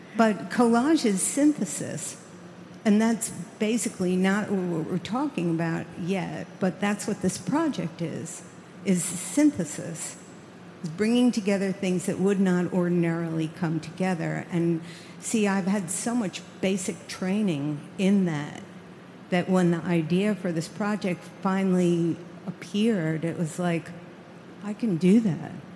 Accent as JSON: {"language": "English", "region": "New York", "country": "United States", "tie": "born or raised there", "said": "I grew up in New York"}